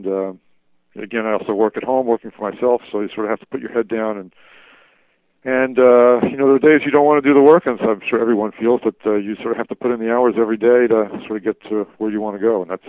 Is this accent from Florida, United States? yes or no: no; New York City, New York, United States; moved away as an adult; also born or lived in Texas / Dallas, Texas; now in California, United States; I grew up in New York City, which is not really a hotbed of automotive enthusiasm